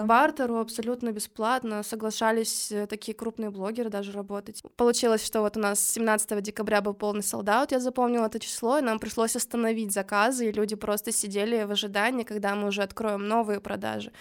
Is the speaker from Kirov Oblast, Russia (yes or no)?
yes; Kirov, Kirov Oblast, Russia; moved away as an adult; now in Saint Petersburg, Russia; Я до этого жила в городе Киров